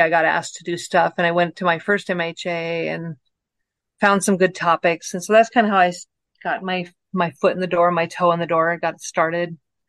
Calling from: Rexburg, Idaho, United States; I'm calling in from Rexburg, Idaho.

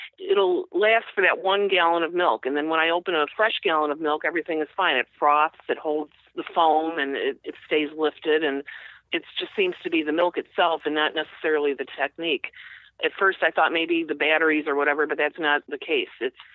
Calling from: Norridge, Illinois, United States; Norridge, Illinois, Chicago.

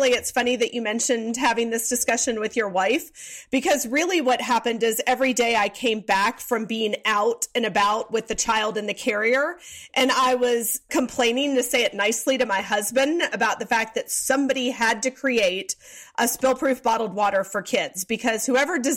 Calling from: Atlanta, Georgia, United States; I am in Atlanta, Georgia.

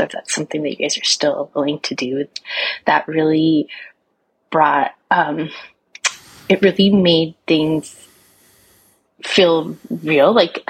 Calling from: Pacific Northwest, United States; I'm calling from the Pacific Northwest.

